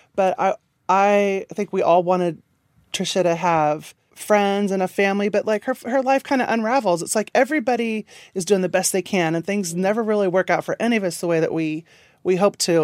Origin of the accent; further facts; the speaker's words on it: Kansas, United States; moved away; I grew up in Kansas.